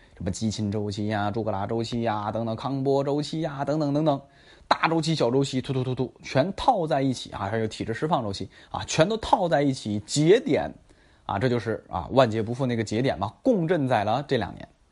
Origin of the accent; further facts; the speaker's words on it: Tangshan, Hebei, China; 霸州啊，是我老家啊，河北霸州，我不是霸州的，我是唐山的啊